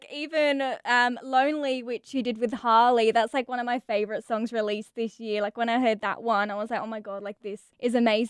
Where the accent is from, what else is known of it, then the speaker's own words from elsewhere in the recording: England, United Kingdom; moved away; I'm from England originally